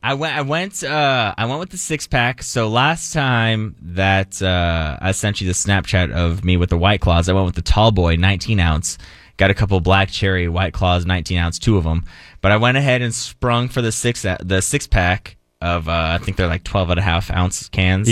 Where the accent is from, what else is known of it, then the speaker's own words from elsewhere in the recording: Phoenix, Arizona, United States; also born or lived in El Paso, Texas; now in Dallas, United States; my hometown I consider is Phoenix